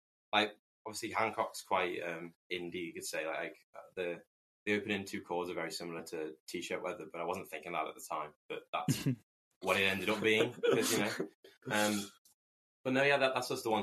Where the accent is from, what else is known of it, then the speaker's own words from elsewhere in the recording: the Wirral, North West England, United Kingdom; we're from the Wirral